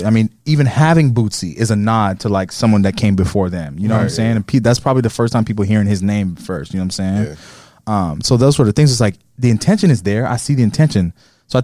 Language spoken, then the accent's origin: English; California, United States; hey guys, this is me telling about my story, and I'm from California, so I really got it.